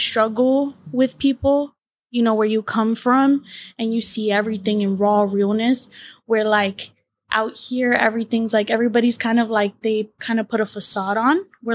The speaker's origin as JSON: {"language": "English", "region": "Alabama", "country": "United States", "tie": "born or raised there", "also_born_or_lived": "Paysandú, Uruguay", "said": "I was born in Uruguay, Paysandú. Born, raised there up until the age of two, and then I migrated to the United States when I was two with my beautiful mommy. And she was 19, and we got to the best state in the United States, Alabama"}